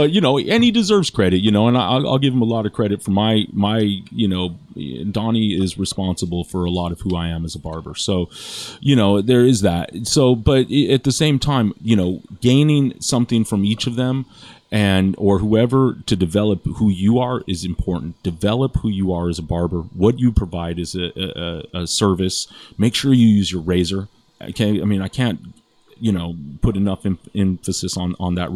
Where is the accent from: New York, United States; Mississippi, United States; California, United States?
California, United States; Los Angeles; also born or lived in Redondo Beach; I'm from here. I was born in Redondo Beach, and you know, I've been born and raised in Los Angeles.